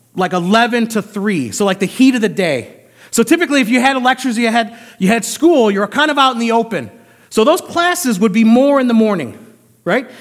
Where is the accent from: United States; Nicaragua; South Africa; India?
United States; I as an American